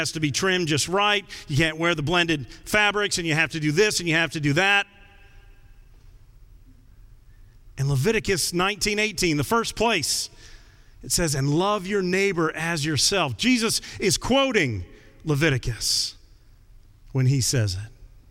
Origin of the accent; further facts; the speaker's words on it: United States; I'm an American